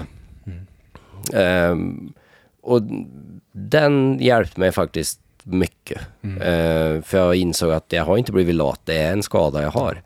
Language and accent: Swedish; Norway; moved away as an adult; i Norge, speciellt där jag kommer ifrån